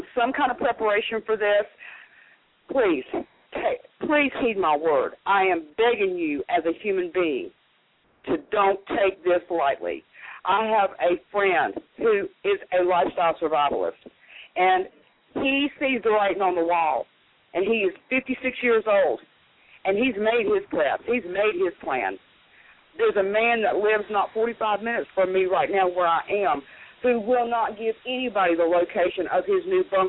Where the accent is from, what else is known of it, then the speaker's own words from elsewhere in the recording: the Carolinas, United States; moved away; I'm from the Carolinas originally